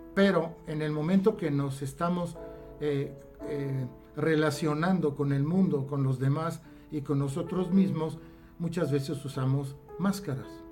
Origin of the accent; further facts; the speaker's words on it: Italy; now in Mexico; como buen italiano que hablamos con las manos